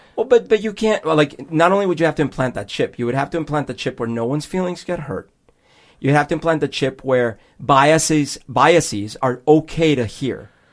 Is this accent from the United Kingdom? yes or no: no; Bogotá, Bogotá Capital District, Colombia; moved away; when I was growing up in Bogota